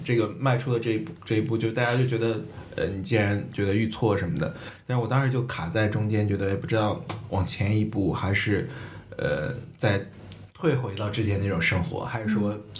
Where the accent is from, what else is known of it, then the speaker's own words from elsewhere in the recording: China; moved away as an adult; also born or lived in Netherlands / Hong Kong; 我身上中国人的一面